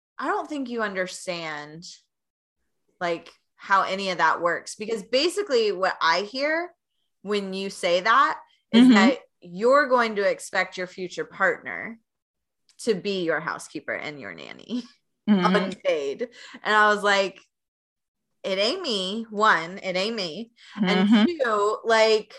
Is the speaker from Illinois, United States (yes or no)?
no; Knoxville, Tennessee, United States; moved away as an adult; now in Chicago, United States; I came from Knoxville, Tennessee, not as much traffic. Yeah, I'm a Southern girl